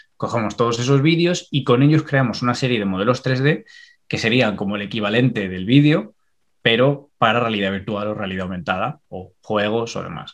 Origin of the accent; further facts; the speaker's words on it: Extremadura, Spain; moved away as an adult; now in Ireland; yo soy extremeño